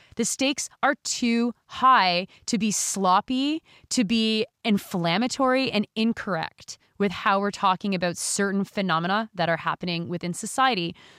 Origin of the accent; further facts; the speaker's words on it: Canada; who we fucking are as Canadians